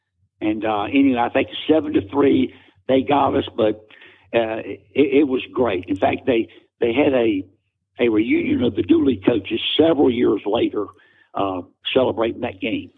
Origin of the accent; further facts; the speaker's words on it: Ayden, North Carolina, United States; I told him I'm from a little town called Aiden, North Carolina.